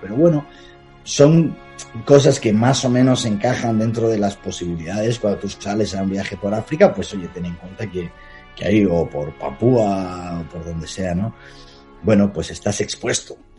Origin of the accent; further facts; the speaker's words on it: Palencia, Castile and León, Spain; mi ciudad natal, en Palencia